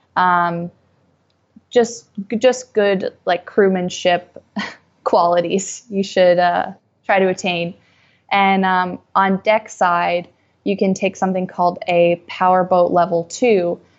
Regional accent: New England, United States; moved away as an adult; also born or lived in New York; I grew up in New England, so I was around boats all the time

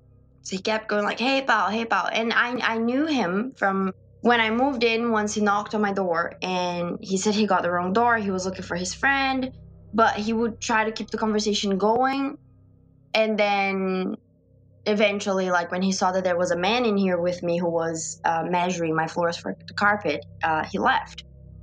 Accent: Brazil; moved away; because I'm from Brazil and I'm in this country alone.

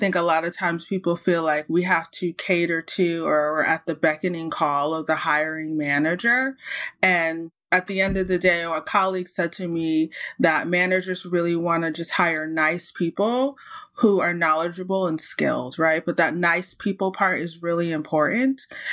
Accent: United States; also born or lived in Saudi Arabia; now in Canada; And then obviously the U.S. is one of the countries because I'm from the States. And now I live in Canada.

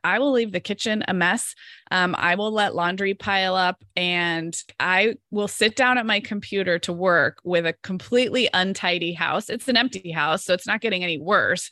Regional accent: Santa Barbara, California, United States; born or raised there; moved away as an adult

